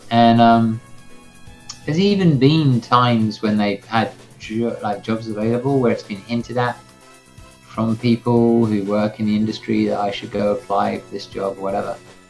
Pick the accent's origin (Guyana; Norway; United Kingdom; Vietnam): United Kingdom; England; because I am English